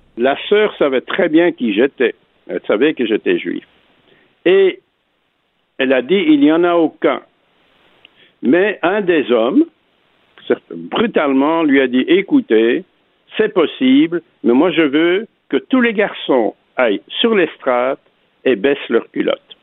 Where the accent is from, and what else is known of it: Antwerp, Flanders, Belgium; born or raised there